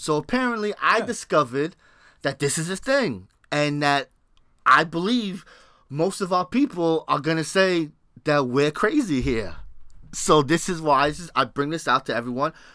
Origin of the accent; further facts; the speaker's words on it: New York, United States; I'm from New York